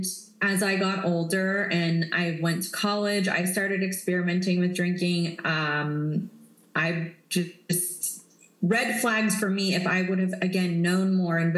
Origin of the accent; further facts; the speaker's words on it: West Virginia, United States; moved away; I grew up in West Virginia, which is in the middle of nowhere. It's smaller than the town that I live in now